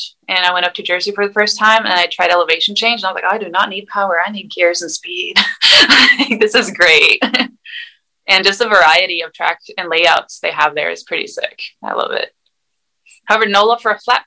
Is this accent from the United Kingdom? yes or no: no; Sweden; moved away as an adult; also born or lived in Arizona, United States; now in United States; I grew up in Sweden with my mom